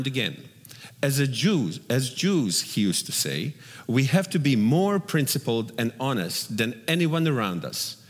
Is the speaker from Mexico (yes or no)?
no; Bosnia & Herzegovina; moved away; if there was bloodshed in my hometown, he would make sure to come to our door and kill my family simply because we were Jewish